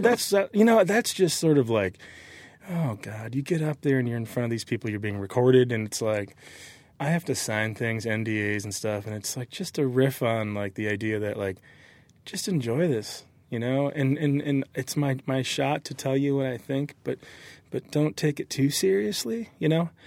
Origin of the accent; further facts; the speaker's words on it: Michigan, United States; moved away as an adult; also born or lived in Southern California; I'm from Michigan from Lake Michigan